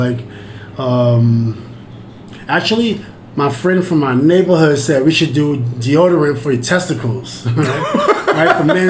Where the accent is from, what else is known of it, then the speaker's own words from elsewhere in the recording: New York City, New York, United States; I'm from Queens.